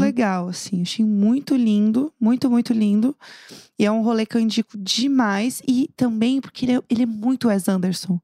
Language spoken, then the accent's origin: Portuguese; São Paulo, Brazil; eu sou de São Paulo, capital